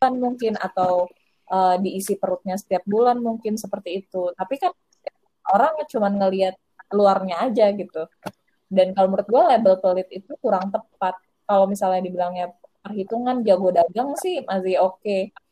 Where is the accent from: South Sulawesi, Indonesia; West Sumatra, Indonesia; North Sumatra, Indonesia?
West Sumatra, Indonesia; Padang; moved away as an adult; also born or lived in Jatinangor; now in Jakarta, Indonesia; gue dari daerah Sumatera Barat, Kota Padang